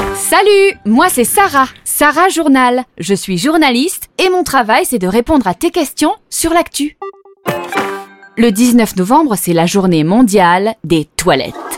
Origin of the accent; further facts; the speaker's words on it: France; chez nous, en France